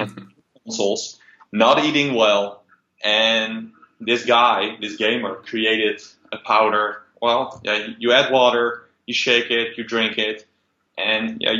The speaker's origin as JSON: {"language": "English", "country": "Netherlands", "also_born_or_lived": "Rotterdam", "said": "I'm from Holland, Rotterdam based"}